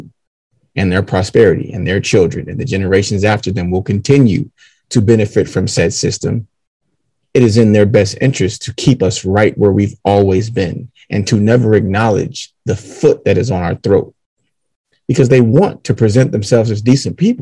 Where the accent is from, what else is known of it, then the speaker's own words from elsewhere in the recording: Detroit, Michigan, United States; Seven Mile Road